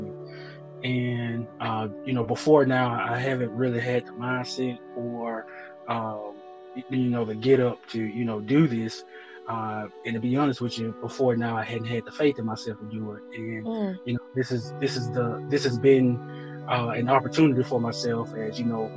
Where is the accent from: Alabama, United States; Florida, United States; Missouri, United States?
Alabama, United States; Birmingham; moved away as an adult; also born or lived in Normal, Alabama; now in Nashville, United States; I'm originally from Birmingham, Alabama.